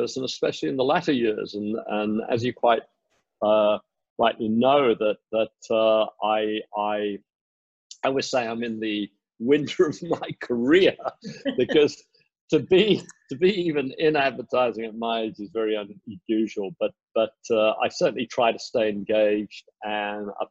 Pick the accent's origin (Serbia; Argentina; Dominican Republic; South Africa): South Africa; also born or lived in United Kingdom / Asia / United States / New Zealand; now in Singapore; I was born in the UK. I was raised in South Africa